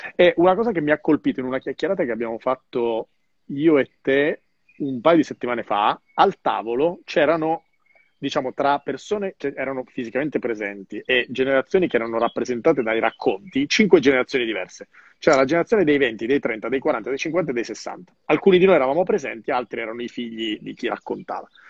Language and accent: Italian; Calabria, Italy; sulla mia Calabria